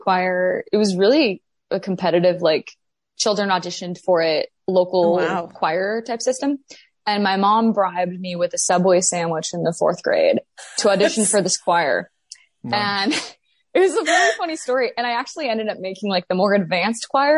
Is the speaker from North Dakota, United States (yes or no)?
yes; Grand Forks, North Dakota, United States; I am from Grand Forks, North Dakota